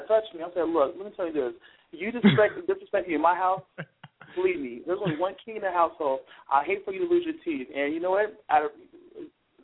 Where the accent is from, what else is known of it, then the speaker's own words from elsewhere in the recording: Seattle, Washington, United States; moved away; I'm originally from Seattle